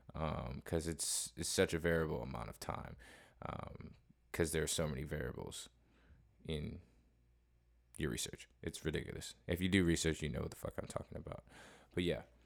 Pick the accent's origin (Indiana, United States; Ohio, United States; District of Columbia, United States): Ohio, United States; Cleveland; moved away; I'm actually originally from Cleveland, Ohio